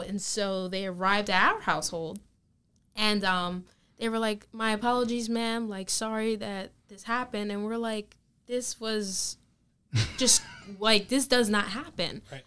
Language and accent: English; Manchester, New Jersey, United States; my local town, Manchester